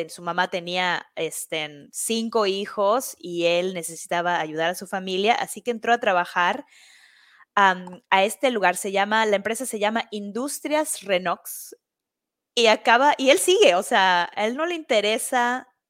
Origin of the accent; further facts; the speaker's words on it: Mexico; now in New York, United States; yo voy a esta fiesta y soy de México